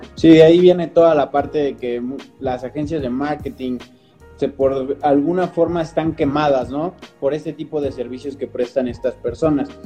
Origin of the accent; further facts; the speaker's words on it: Toluca, State of Mexico, Mexico; aquí en Toluca, nosotros somos de Toluca